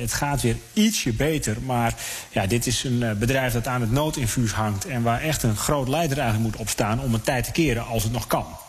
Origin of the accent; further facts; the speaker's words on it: Netherlands; wij als Nederlanders